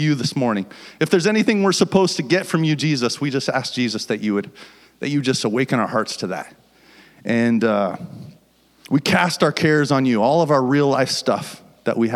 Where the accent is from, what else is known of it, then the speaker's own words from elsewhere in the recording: Fort Collins, Colorado, United States; moved away as an adult; now in Washington, United States; We're from Fort Collins, Colorado